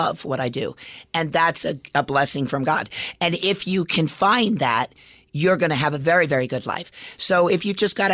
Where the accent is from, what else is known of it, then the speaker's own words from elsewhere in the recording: Las Vegas, Nevada, United States; I grew up in Las Vegas